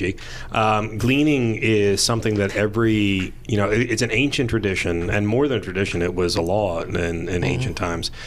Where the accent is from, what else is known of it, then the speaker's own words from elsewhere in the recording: New Jersey, United States; I grew up in South Jersey, it's surrounded in trees